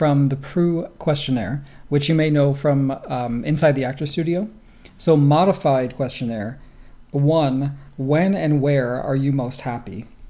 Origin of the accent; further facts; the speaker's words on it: East Coast, United States; I'm from the East Coast